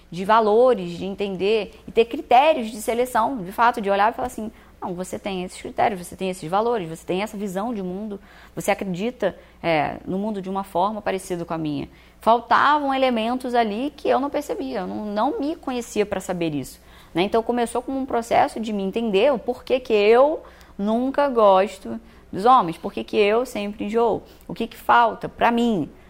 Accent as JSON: {"language": "Portuguese", "region": "Rio de Janeiro", "country": "Brazil", "also_born_or_lived": "Minas Gerais", "said": "Eu sou do Rio de Janeiro, mas eu morava em Minas nessa época."}